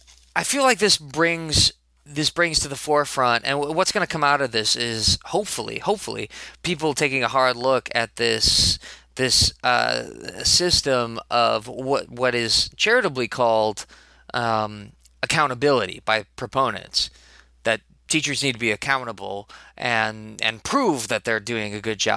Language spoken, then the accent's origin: English; Chicago, Illinois, United States; born there; I was born in Chicago, not raised exactly, but I was born in Chicago, and I still like to think of myself as a Chicagonite.